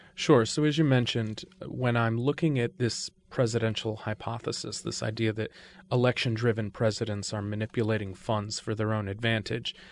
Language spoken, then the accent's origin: English; Connecticut, United States; I grew up in Connecticut.